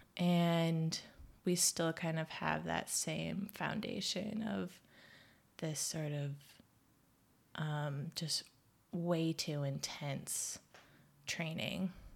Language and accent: English; Midwest, United States; moved away; we're both from the Midwest